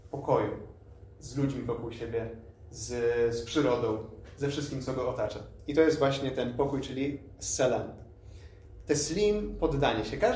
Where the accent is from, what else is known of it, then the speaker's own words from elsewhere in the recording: Lublin, Lublin Voivodeship, Poland; moved away as an adult; also born or lived in Poznań; now in Wrocław, Poland; jestem w połowie Palestyńczykiem, w połowie Polakiem. Urodziłem się w Polsce, w Lublinie konkretnie, więc w sumie tak jestem z dość daleka. I tak jak już zostało powiedziane, jestem tutaj imamem we wrocławskim meczecie